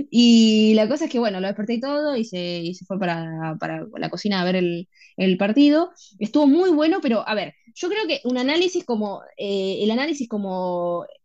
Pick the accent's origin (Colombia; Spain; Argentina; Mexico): Argentina; Y yo obviamente soy argent